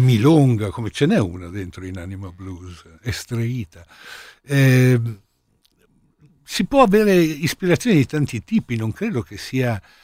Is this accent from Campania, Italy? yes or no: no; Milan, Lombardy, Italy; essendo milanese